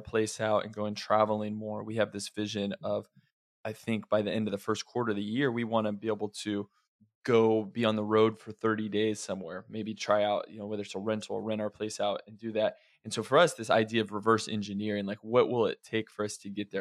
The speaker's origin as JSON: {"language": "English", "area": "Oregon and Idaho", "region": "Pacific Northwest", "country": "United States", "tie": "born or raised there", "said": "I grew up a lot of my childhood was in Oregon and Idaho"}